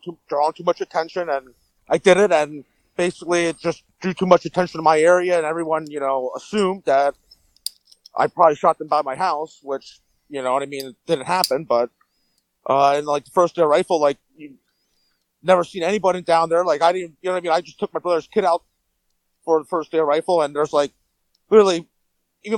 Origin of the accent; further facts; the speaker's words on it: Jim Thorpe, Pennsylvania, United States; I'm from Jim Thorpe, up in Carbon County